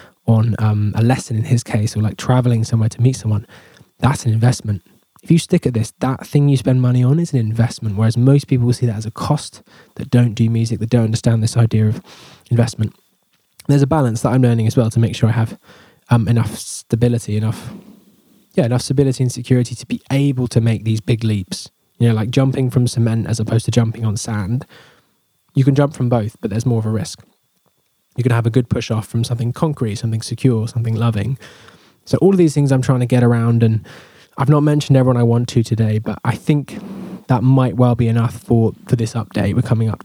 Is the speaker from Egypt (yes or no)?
no; England, United Kingdom; I'm English